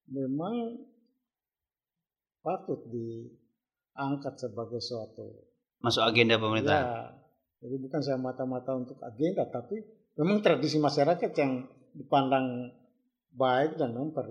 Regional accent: North Sulawesi, Indonesia; seharusnya sebagai orang Minahasa atau orang Sulawesi Utara itu bangga terhadap itu. Tata krama kita terkenal di seluruh Nusantara bahkan di luar.

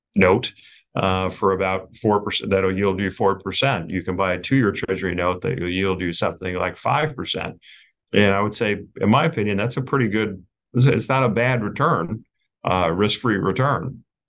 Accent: United States

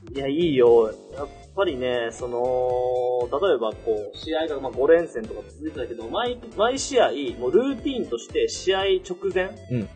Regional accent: Okayama, Japan; moved away; 地元岡山で。

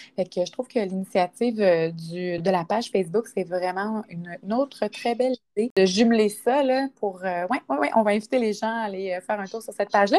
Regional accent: Quebec City region, Canada; Moi, je suis de la région de Québec

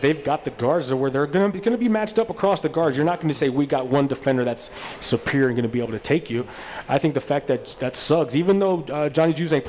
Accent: Seattle, Washington, United States; I'm from Seattle.

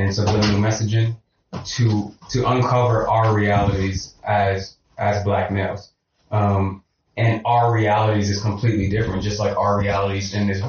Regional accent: New York City, New York, United States; I'm from East Harlem

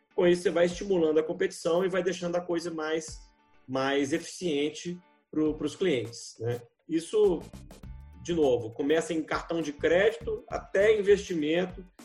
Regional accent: Brazil

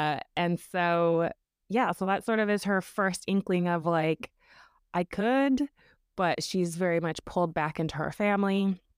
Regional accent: Idaho, United States; I grew up in one in Idaho, so also kind of a culty place.

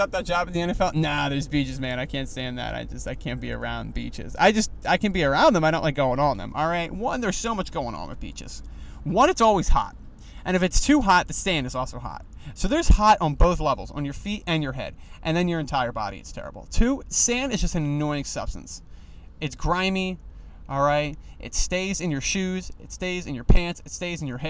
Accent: East Coast, United States; now in Los Angeles, United States; I am from the East Coast

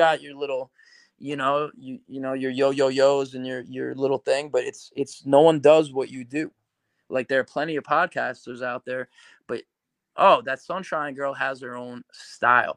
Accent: New York, United States; we're from New York

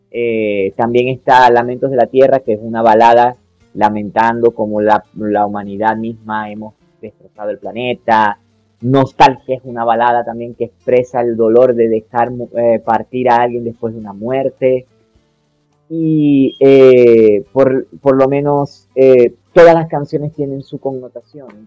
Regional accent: Venezuela; now in Colombia; eh, a lo que salí de Venezuela y vine para acá a Colombia, lo que me mantuvo fue la música

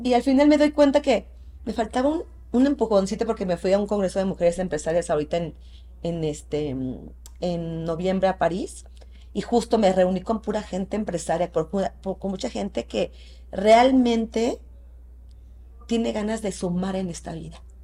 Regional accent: Mexico; also born or lived in Querétaro; aquí somos mexicanos y aquí todos nos conocemos.

